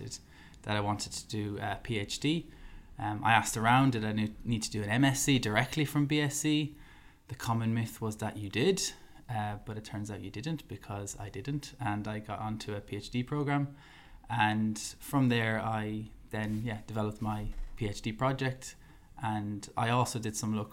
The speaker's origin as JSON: {"language": "English", "country": "Ireland", "said": "I'm an Irish man at first, and then I'm a dietitian"}